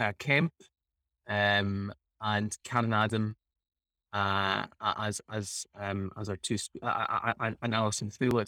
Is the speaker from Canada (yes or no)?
no; Italy; born there; moved away; I was born in Italy and then I moved here in the 90s.